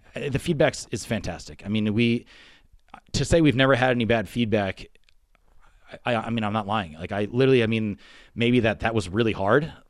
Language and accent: English; the Poconos, Pennsylvania, United States; moved away as an adult; I grew up in the Poconos, so again, from Pennsylvania.